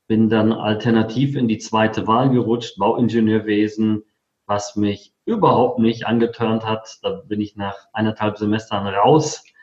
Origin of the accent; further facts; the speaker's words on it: North Rhine-Westphalia, Germany; also born or lived in Poland; Also, ich komme gebürtig aus Polen, bin mit viereinhalb Jahren nach Deutschland gekommen und zwar ins schöne Sauerland. Da bin ich auch aufgewachsen